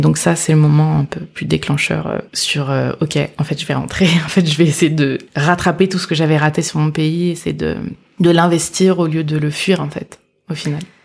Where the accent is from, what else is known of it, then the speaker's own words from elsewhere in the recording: France; moi, je suis née en France